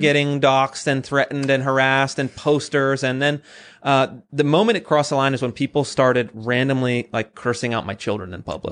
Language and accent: English; Sacramento, California, United States; I grew up in California, very progressive. Um, I grew up in Sacramento